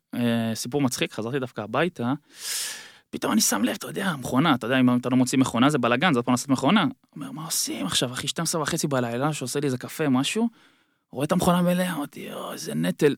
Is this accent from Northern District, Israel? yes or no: no; Ra'anana, Central District, Israel; moved away as an adult; now in Bangkok, Thailand; רעננה, בגלל שגדלתי שם